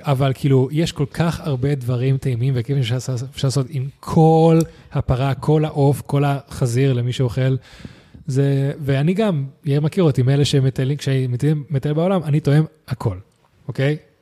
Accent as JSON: {"language": "Hebrew", "country": "Spain", "also_born_or_lived": "United States", "moved": "yes", "lives_now": "Israel", "said": "אני מספרד"}